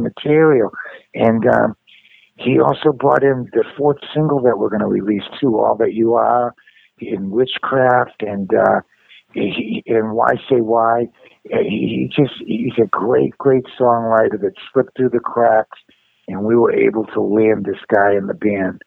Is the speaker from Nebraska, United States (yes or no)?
no; Revere, Massachusetts, United States; I'm from Boston, and I grew up in Revere